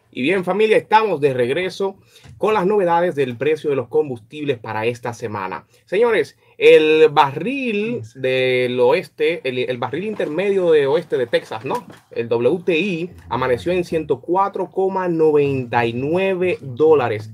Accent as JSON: {"language": "Spanish", "country": "Dominican Republic", "said": "como dominicano"}